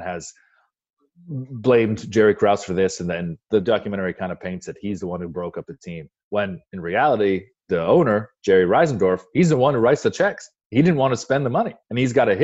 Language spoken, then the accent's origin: English; Windsor, Ontario, Canada; moved away; also born or lived in Toronto; I grew up in Windsor